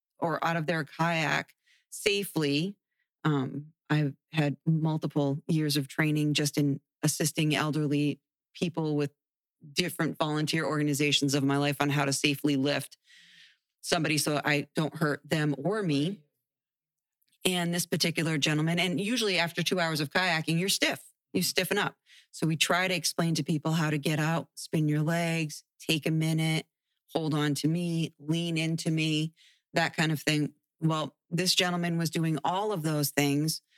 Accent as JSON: {"language": "English", "town": "Webster", "region": "Massachusetts", "country": "United States", "tie": "born or raised there", "moved": "as an adult", "lives_now": "Pine Island, Florida, United States", "said": "I was born and raised in Webster, Massachusetts"}